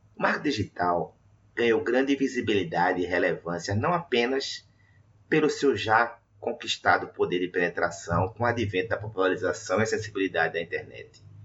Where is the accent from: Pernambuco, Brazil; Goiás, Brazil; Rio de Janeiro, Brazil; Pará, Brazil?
Pernambuco, Brazil; Recife; atuando da minha cidade natal, Recife